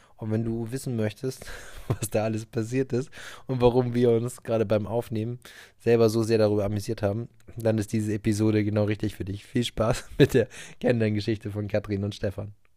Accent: Hamburg area, Germany; wir kommen ja aus dem Umkreis von Hamburg

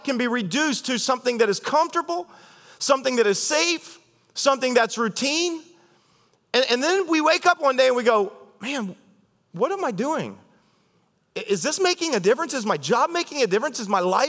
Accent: Ohio, United States; I'm from Ohio

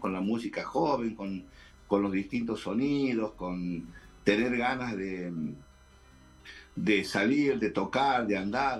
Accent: Termas de Río Hondo, Santiago del Estero, Argentina; now in Santiago del Estero, Argentina; soy de Termas del Riondo, pero vivo en Capital desde los 17 años

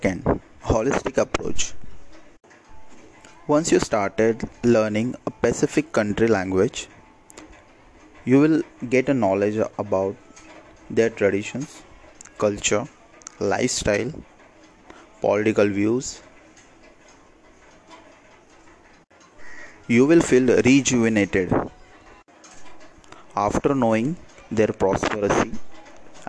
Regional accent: Mumbai, Maharashtra, India; I'm from Mumbai, India.

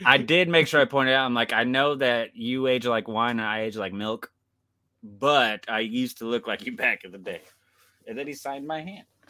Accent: Kansas, United States; I'm from Kansas

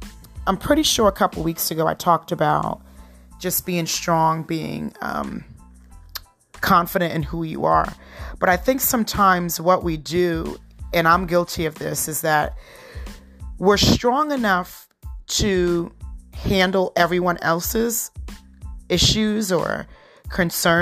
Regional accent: Trinidad & Tobago; moved away; I was born in Trinidad. My husband was born here

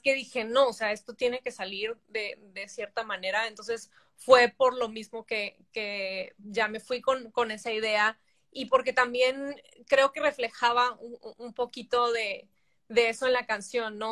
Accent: Tijuana, Baja California, Mexico; also born or lived in San Diego, United States; toda la vida crecí en Tijuana

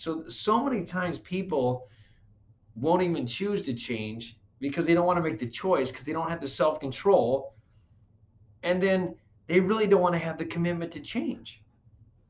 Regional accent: Flint, Michigan, United States; I grew up in Flint, Michigan, so a lot of people went to GM

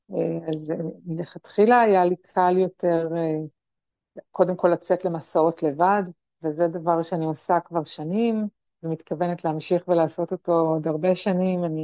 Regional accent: Tel Aviv, Tel Aviv District, Israel; נכון, אני גדלתי במשפחה תל אביבית חילונית.

